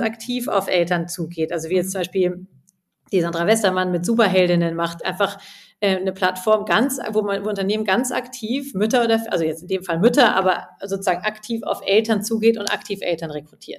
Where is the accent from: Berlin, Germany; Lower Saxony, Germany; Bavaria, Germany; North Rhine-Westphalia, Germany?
Bavaria, Germany; Munich; moved away as an adult; also born or lived in England / Spain / India; ich komme ja aus München und habe auch mein Collective jetzt hier in München